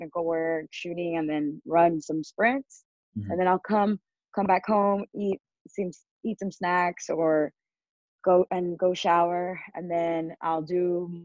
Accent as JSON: {"language": "English", "town": "San Antonio", "region": "Texas", "country": "United States", "tie": "born or raised there", "also_born_or_lived": "Houston, Texas", "moved": "as an adult", "lives_now": "Mexico City, Mexico", "said": "my hometown, San Antonio, or well, it's not really my hometown, but I grew up there"}